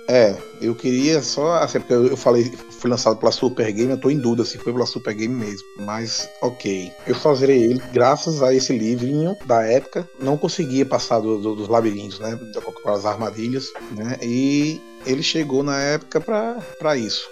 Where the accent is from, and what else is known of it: Brazil